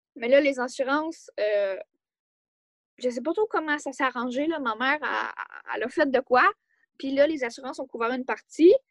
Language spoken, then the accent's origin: French; Quebec, Canada; je suis née au Québec